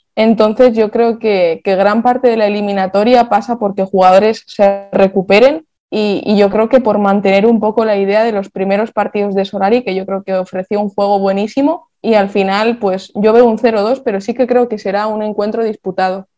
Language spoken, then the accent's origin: Spanish; Vitoria-Gasteiz, Basque Country, Spain; yo soy de Vitoria